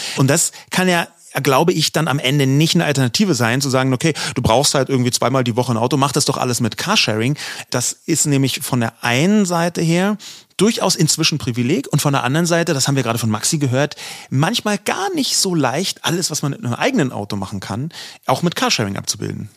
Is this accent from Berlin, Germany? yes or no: yes; Berlin, Germany; ich bin in Berlin geboren, hier aufgewachsen und habe noch nie auf dem Land gewohnt